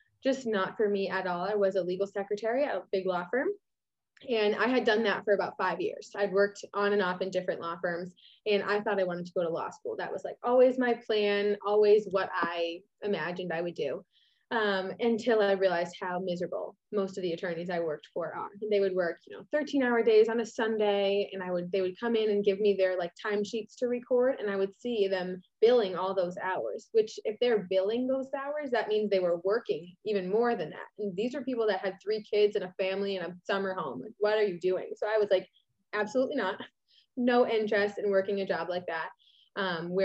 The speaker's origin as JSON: {"language": "English", "region": "Massachusetts", "country": "United States", "said": "I'm from Massachusetts."}